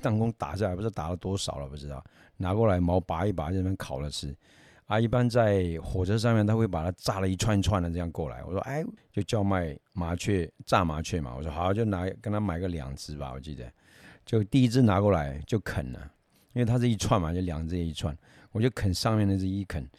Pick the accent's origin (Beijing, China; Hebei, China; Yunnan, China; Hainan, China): Yunnan, China; 有一种是小时候啦，呃，有去山里面去挖那个，我们云南话叫口袋虫啊。